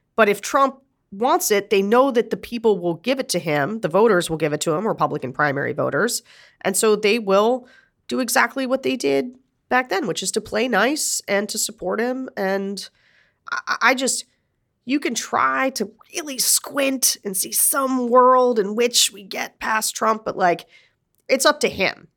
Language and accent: English; Pennsylvania, United States; I'm from Pennsylvania